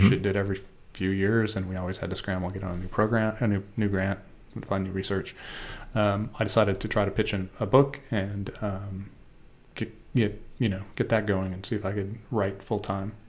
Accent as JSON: {"language": "English", "region": "Oregon", "country": "United States", "also_born_or_lived": "Wisconsin", "said": "we're from Oregon, and we know that that's pronounced Willamette"}